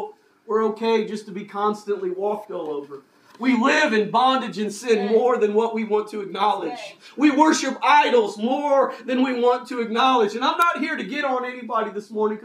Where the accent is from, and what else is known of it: United States